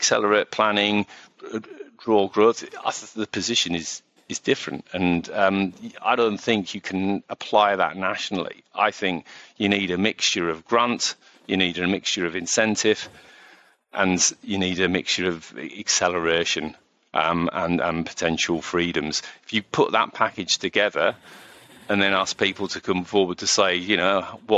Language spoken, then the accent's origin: English; Middlesbrough, North East England, United Kingdom; I'm from Middlesbrough